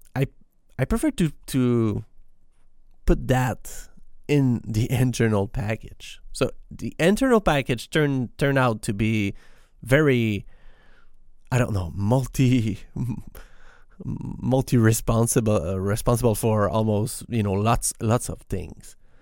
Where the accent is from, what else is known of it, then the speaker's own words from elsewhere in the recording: Quebec, Canada; English is a second language; I am not a native English speaker. I am, I am from Quebec in Canada, and we speak French in here